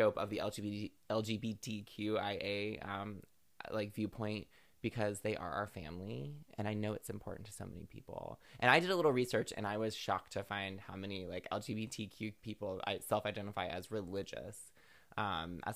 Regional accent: the South, United States; I grew up in the South.

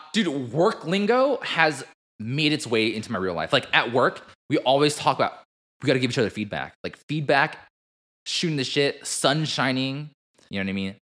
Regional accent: United States; Asian American ourselves

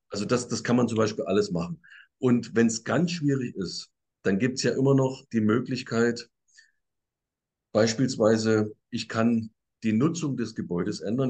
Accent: Saxony, Germany; Bei, bei uns in Sachsen

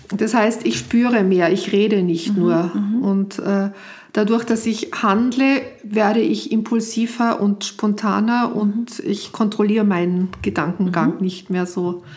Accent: Austria; moved away; als Österreicherin hier auch am Anfang nicht arbeiten durfte

